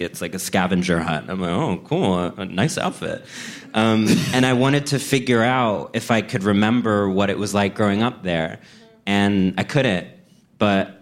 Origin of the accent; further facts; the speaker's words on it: College Station, Texas, United States; moved away; growing up in College Station, Texas